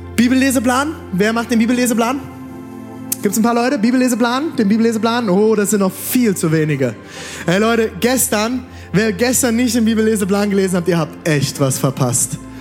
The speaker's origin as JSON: {"language": "German", "town": "Mainz", "region": "Rhineland-Palatinate", "country": "Germany", "said": "Mainz, ich komme aus Mainz"}